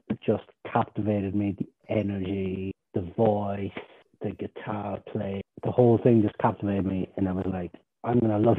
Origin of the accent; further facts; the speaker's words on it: Ireland; I'm Irish. I'm from Ireland. I am 21 years of age